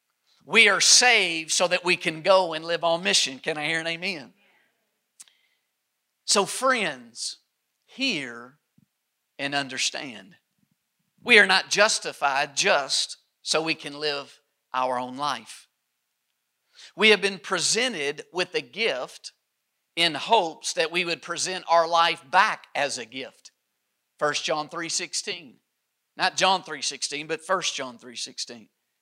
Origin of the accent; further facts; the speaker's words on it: Kentucky, United States; I'm from Kentucky, and there's a Fruit of the Loom factory in Kentucky